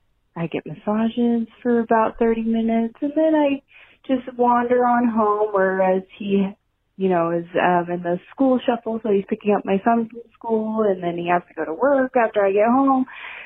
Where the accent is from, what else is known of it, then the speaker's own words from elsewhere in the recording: San Antonio, Texas, United States; I'm from San Antonio and I am a varsity mom.